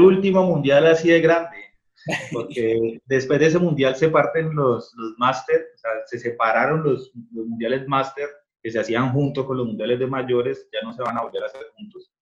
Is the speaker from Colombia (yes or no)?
yes; Colombia; soy colombiano